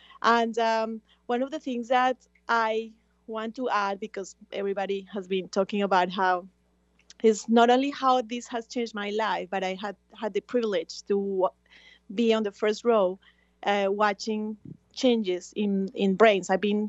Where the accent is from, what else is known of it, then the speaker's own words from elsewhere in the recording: Colombia; now in Miami, United States; I'm originally from Colombia. I live in Miami